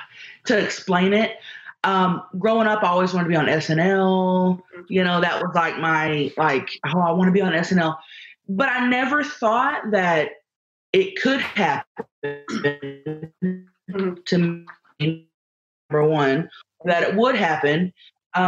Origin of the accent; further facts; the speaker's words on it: Thackerville, Oklahoma, United States; moved away as an adult; also born or lived in Dallas, Texas; now in San Diego, United States; Well, I used to live in Dallas. I'm from Thackerville, Oklahoma. That's where I'm from.